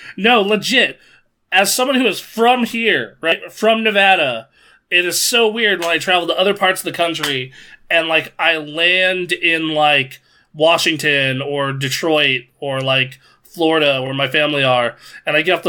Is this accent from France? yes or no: yes; France; now in Japan; I'm from France, kind of grew up in several French colonies, have zero sense of national identity. Also lived in Japan for the past 8 years.